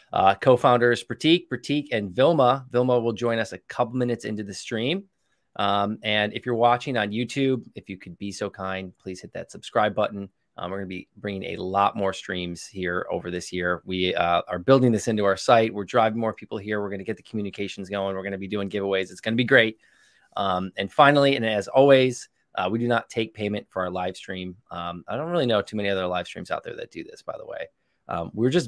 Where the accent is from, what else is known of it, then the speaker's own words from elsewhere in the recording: Chicago, Illinois, United States; I'm from Chicago